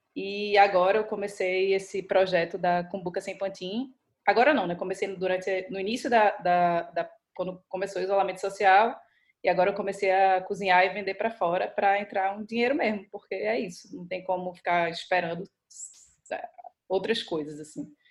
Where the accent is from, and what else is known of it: Recife, Pernambuco, Brazil; moved away as an adult